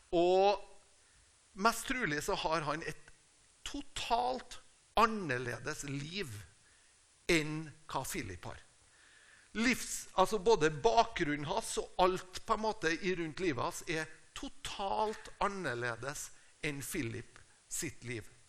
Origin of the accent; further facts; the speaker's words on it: Tingvoll, Møre og Romsdal, Norway; moved away; also born or lived in Uppsala, Sweden; Jeg er fra Tingvoll. Det er et lite sted på Nordmøre.